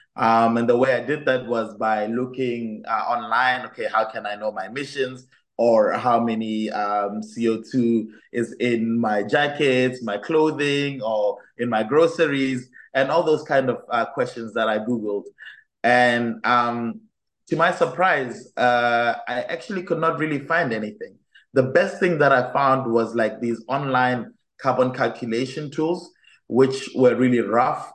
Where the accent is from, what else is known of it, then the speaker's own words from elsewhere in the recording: Botswana; moved away as an adult; now in Enschede, Netherlands; I come from Botswana, which is a very beautiful country in the south of Africa. Um, and while I was studying, or while I was in my high school and living in Botswana at the time